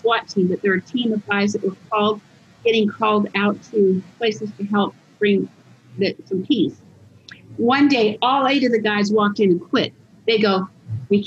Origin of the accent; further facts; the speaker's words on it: Utah, United States; I'm from Utah